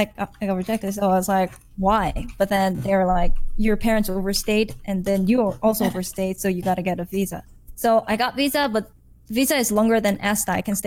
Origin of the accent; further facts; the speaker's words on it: South Korea; moved away as an adult; No, I'm from Korea.